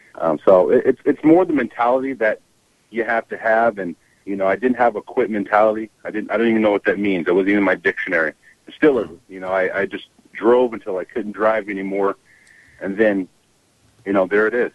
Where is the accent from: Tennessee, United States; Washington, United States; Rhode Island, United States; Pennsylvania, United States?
Washington, United States; Kent; We're from Washington State, Kent, Washington.